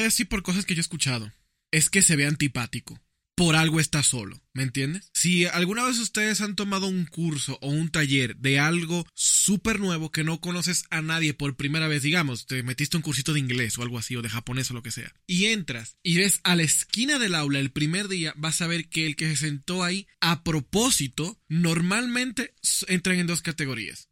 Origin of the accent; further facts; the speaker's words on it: Dominican Republic; Yo soy de República Dominicana.